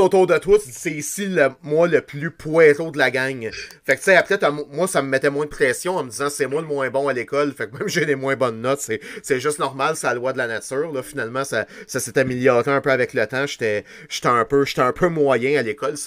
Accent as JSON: {"language": "French", "region": "Quebec", "country": "Canada", "said": "on est juste des Québécois"}